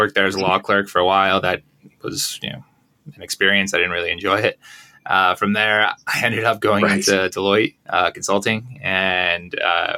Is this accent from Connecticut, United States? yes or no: yes; Connecticut, United States; moved away; also born or lived in Long Island / Philadelphia; I'm originally from the U.S. I'm from Connecticut originally. Grew up there. Spent most of my life there.